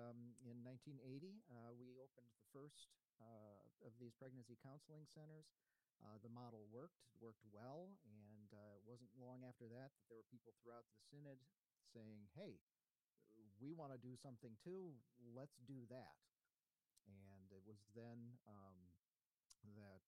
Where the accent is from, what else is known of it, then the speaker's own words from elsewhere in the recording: Libertyville, Illinois, United States; moved away as an adult; also born or lived in Clarksville, Maryland / Singapore / Bogota, Colombia / St. Louis, Missouri; I'm originally from Libertyville, Illinois, which is far north suburbs of Chicago